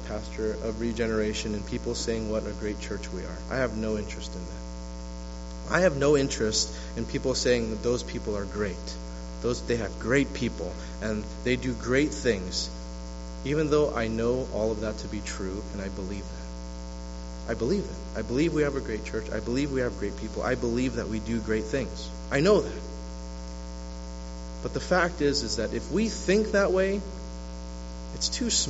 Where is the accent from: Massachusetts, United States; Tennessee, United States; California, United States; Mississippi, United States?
California, United States; West Covina; also born or lived in New York City / Walnut, California; now in Oakland, United States; I was born in New York City. I was raised in the city of L.A. I grew up in the rougher parts of West Covina before I got into middle school and high school. When I got to middle school and high school, I went to Walnut